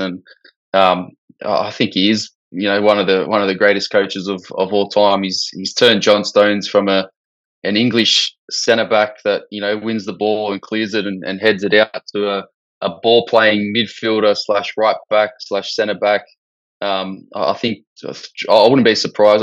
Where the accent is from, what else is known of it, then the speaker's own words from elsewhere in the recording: Australia; as an Aussie